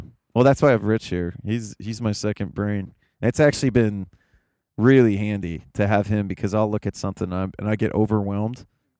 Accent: Appalachia, United States; It's in his interest to sell the story that I'm from Appalachia

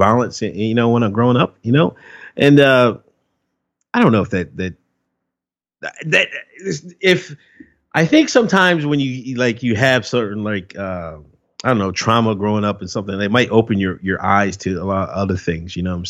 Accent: Exton, Pennsylvania, United States; I grew up in Exton, Pennsylvania. It's a little small town

